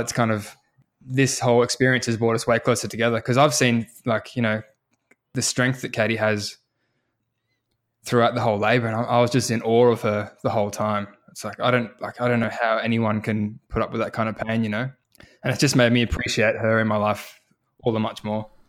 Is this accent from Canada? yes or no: no; New Zealand; now in Australia; I was born in New Zealand